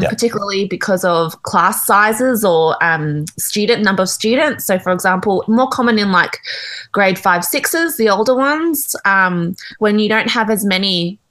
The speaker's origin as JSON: {"language": "English", "country": "Australia", "tie": "born or raised there", "said": "I grew up in Australia, so I also grew up in the Australian education system as well."}